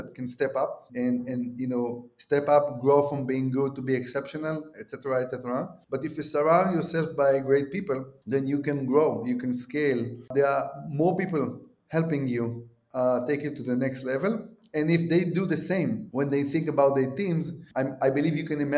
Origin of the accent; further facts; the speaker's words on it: Israel; I'm from Israel